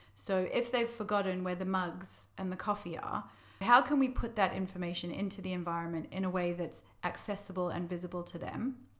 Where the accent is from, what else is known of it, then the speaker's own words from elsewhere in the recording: Australia; moved away as an adult; now in London, United Kingdom; I'm from Australia originally, if you can't pick up from my accent.